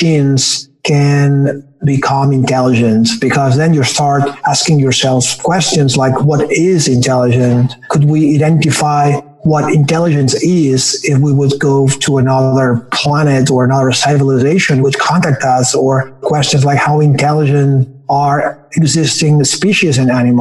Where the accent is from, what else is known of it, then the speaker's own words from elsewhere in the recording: Barcelona, Catalonia, Spain; English is a second language; now in Bay Area, United States; I am from Barcelona.